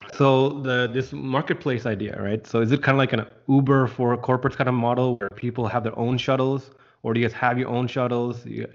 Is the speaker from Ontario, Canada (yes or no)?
yes; Scarborough, Ontario, Canada; I grew up in Scarborough, and I can definitely see that problem.